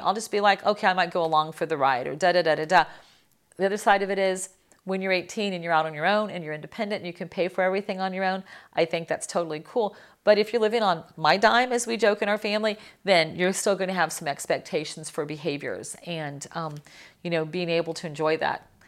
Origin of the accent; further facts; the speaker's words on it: Miami, Florida, United States; I'm from Miami.